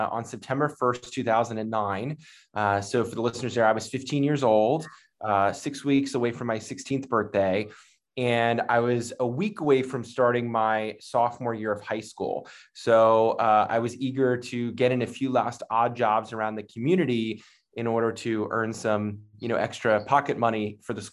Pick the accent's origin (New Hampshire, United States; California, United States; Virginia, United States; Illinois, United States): Virginia, United States; Northern; I am from the Northern Virginia area, born and raised. So I've been here, just outside of Washington, D.C. For most of my life.